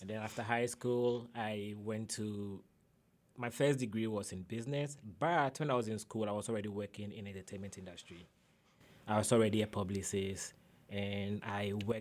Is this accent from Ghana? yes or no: yes; Kumasi, Ashanti, Ghana; born or raised there; English is a second language; moved away as an adult; also born or lived in Accra, Ghana / northern Ghana / Ada, Ghana; now in Arkansas, United States